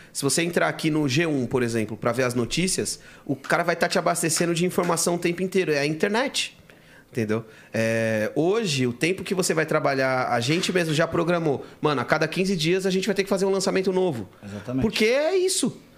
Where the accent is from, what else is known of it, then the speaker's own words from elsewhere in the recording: São Paulo, Brazil; eu nasci no Jaçanã